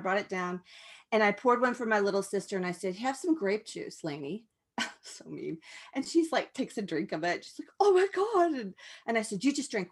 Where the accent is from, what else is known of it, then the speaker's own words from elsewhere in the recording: Tulsa, Claremore, Oklahoma area, United States; I grew up in the Bible Belt, where it was the tightest, like the Tulsa, Claremore, Oklahoma area